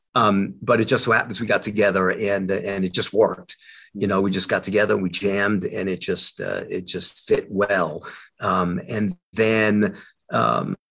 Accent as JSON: {"language": "English", "area": "Long Island", "region": "New York", "country": "United States", "said": "I'm from Long Island, New York"}